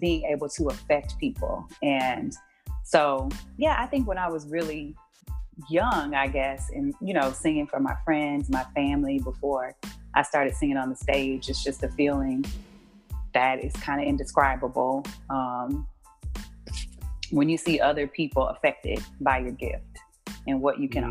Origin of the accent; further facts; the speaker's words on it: Houston, Texas, United States; I grew up in Houston, Texas